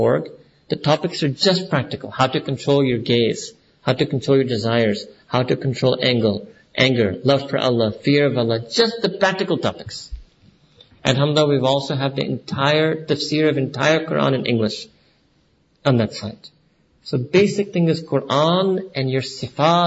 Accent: New York, United States; moved away; I was born and raised in New York

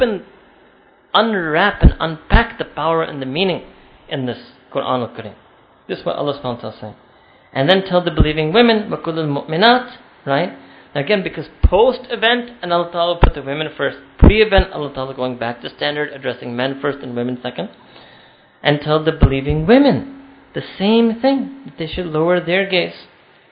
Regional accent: New York City, New York, United States; my hometown of New York City

